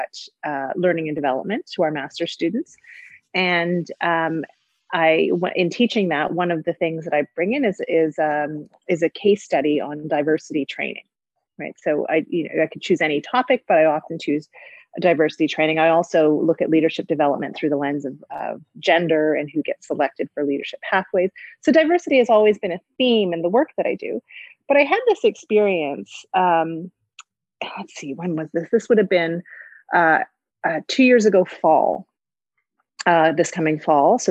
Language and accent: English; Toronto, Ontario, Canada; Growing up in the city of Toronto as a mixed race woman, a girl and then woman